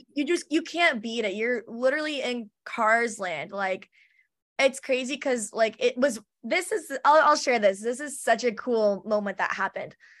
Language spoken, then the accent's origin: English; Orange County, California, United States; I've always grown up in Orange County, so I've always been, like, pretty close to the theme parks